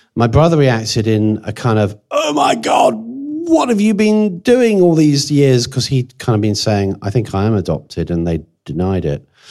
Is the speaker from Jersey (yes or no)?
yes; Jersey; I was born in Jersey, which is kind of halfway to France anyway